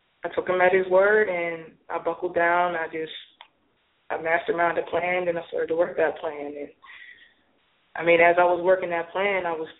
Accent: Pittsburgh, Pennsylvania, United States; moved away as an adult; now in Atlanta, United States; I'm originally from Pittsburgh, moved to Atlanta in 06.

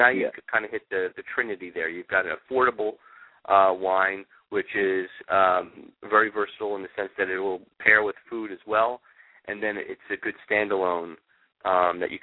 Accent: New York, United States; also born or lived in California; now in Florida, United States; I grew up in New York

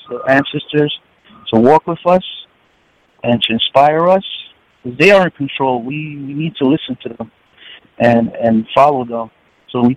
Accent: New York City, New York, United States; also born or lived in Puerto Rico; I'm from New York City.

